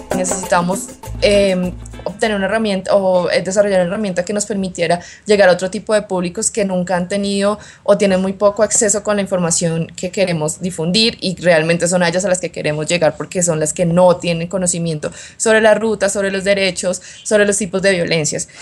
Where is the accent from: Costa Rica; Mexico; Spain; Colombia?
Colombia; also born or lived in Bogotá; soy de Colombia, vivo en Bogotá